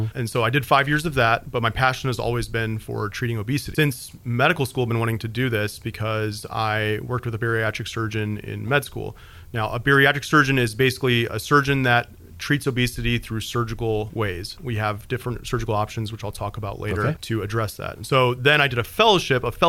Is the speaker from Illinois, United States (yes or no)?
yes; Peoria, Illinois, United States; moved away as an adult; now in Hendersonville, United States; I'm from Peoria, Illinois, which is, you know, a town about the size of Hendersonville in central Illinois